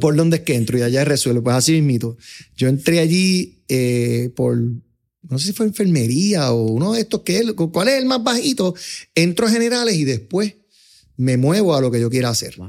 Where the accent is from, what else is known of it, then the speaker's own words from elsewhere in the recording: Puerto Rico; yo me crié en un ambiente como que middle class, clase media de Puerto Rico. Yo me crié en Fairview, en la calle 46